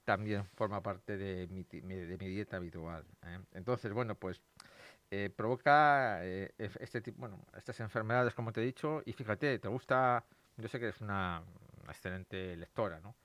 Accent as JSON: {"language": "Spanish", "town": "Madrid", "region": "Community of Madrid", "country": "Spain", "said": "yo, soy de Madrid"}